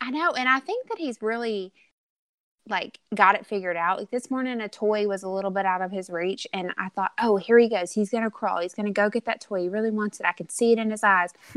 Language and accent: English; Arkansas, United States; born and raised in Arkansas.